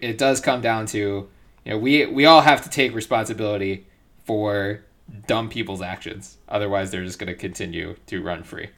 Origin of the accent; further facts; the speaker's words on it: Philadelphia, Pennsylvania, United States; I grew up in Philly